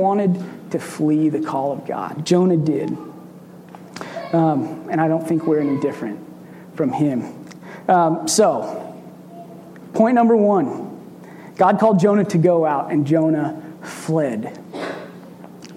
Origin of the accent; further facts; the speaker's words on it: Red Oak, Iowa, United States; I'm from Red Oak, Iowa